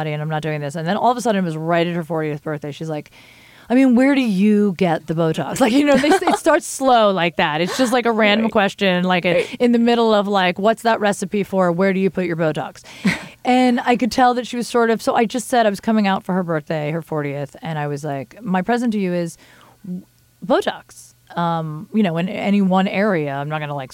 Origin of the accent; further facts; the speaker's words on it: New Jersey, United States; moved away; I'm from Jersey